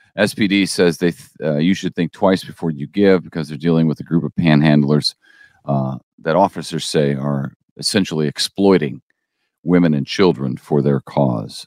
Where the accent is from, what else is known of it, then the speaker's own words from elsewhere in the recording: St. Louis, Missouri, United States; now in Springfield, United States; I grew up in Saint Louis